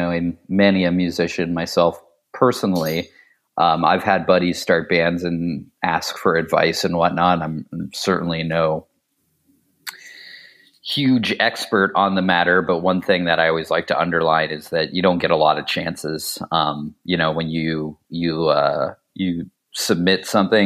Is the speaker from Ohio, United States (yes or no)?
yes; Ohio, United States; also born or lived in Pittsburgh, Pennsylvania; my family moved to Ohio when I was pretty young. So for the most part, I was in Ohio from about the age 7 to 19